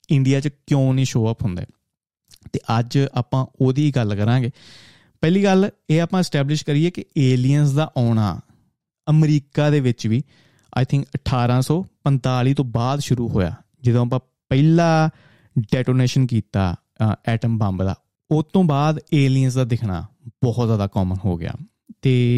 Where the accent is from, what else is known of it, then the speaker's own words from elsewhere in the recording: 70-80 km from Harmandir Sahib, Punjab, India; 70 80 kilometre ਦੂਰ ਸਾਡਾ ਪਿੰਡ ਦੇ ਹਰਮੰਦਰ ਸਾਹਿਬ ਤੋਂ